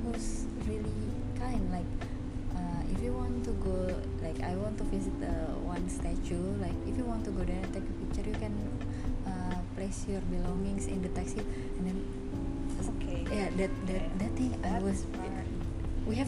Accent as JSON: {"language": "English", "country": "Indonesia", "said": "I'm from Indonesia"}